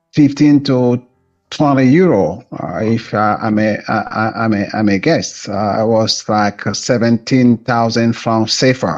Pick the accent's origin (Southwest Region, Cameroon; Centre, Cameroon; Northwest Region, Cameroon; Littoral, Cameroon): Littoral, Cameroon; Douala; moved away; also born or lived in Nigeria / Benin; I'm originally from Cameroon, from Douala